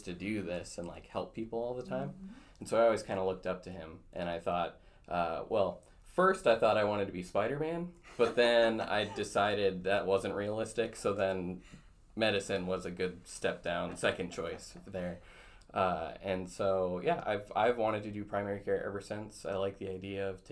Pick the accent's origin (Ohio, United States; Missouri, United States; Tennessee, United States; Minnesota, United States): Minnesota, United States; Battle Lake; also born or lived in Twin Cities, Minnesota / Duluth, Minnesota / Rochester, Minnesota; I grew up in Battle Lake, Minnesota, born and raised, went there K through 12